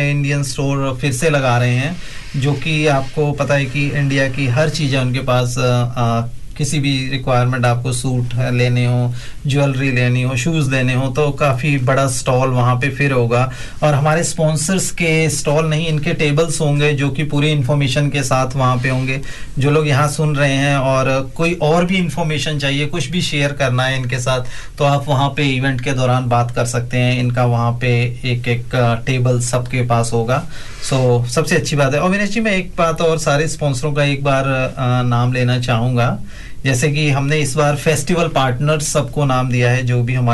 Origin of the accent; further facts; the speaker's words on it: Patiala, Punjab, India; good thing is मेरा शहर मशहूर होएगा हाँ, पटियाला